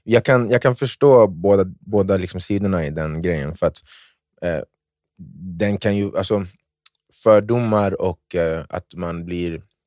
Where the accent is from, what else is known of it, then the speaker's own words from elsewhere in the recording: Ghana; jag är från Ghana